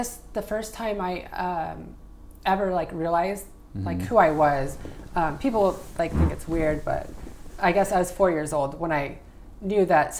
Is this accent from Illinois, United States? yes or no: no; Mojave Desert, near Joshua Tree, California, United States; In the Mojave Desert, near Joshua Tree.